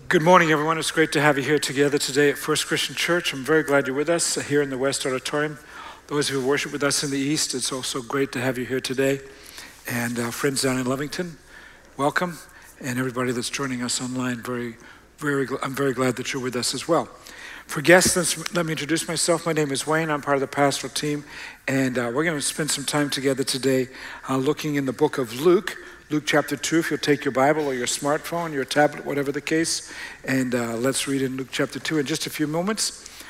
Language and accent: English; Australia; moved away; I grew up in Australia.